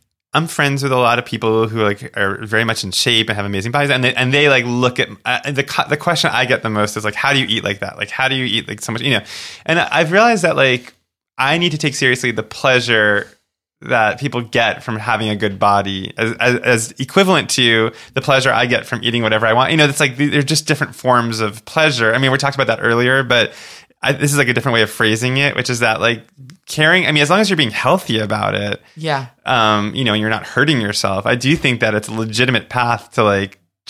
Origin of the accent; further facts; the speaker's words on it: Boca Raton, Florida, United States; also born or lived in Long Island, New York; Well, New York and then Boca Raton, Florida.